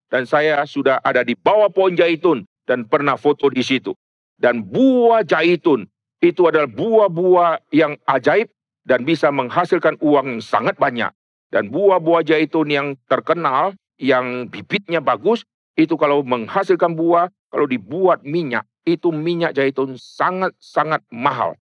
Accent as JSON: {"language": "Indonesian", "region": "North Sumatra", "country": "Indonesia", "said": "Di Sumatera banyak orang yang tanam sawit, saya dari Sumatera Utara, saya dari kecil sudah keliling, sudah masuk keluar pohon sawit, pohon karet, dan saya tahu itu."}